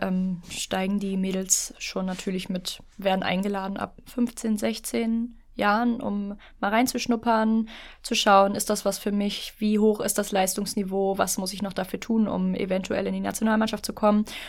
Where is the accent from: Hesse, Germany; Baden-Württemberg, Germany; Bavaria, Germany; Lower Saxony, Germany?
Lower Saxony, Germany; now in Berlin, Germany; Ich bin hier nicht geboren. Ich komme ursprünglich aus Niedersachsen ah. und bin Zuzügige